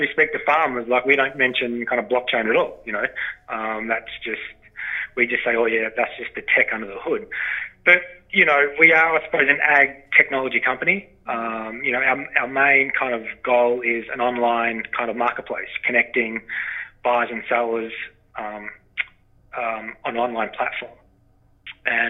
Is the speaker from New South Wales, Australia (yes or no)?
no; northwest Victoria, Australia; accent: Australian; moved away as an adult; now in Canada; As you can tell from my accent, I'm from Australia. My lovely Canadian wife brought me to these far-flung lands 4 years ago. And, yeah, so, you know, I'm from a farming background in Australia, wheat, sheep, beef, cattle property. I'm in northwest Victoria.